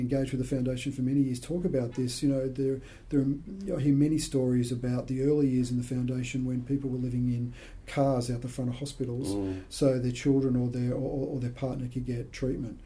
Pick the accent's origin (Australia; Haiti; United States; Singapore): Australia; Sydney, New South Wales; I was born in Sydney. I've got one brother. We come from a very average middle class family